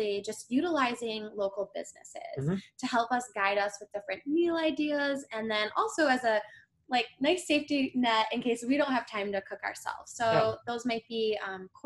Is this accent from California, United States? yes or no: no; Michigan, United States; moved away as an adult; also born or lived in East Coast; now in Grand Rapids, United States; I'm originally from Michigan and then I've been gone for almost 10 years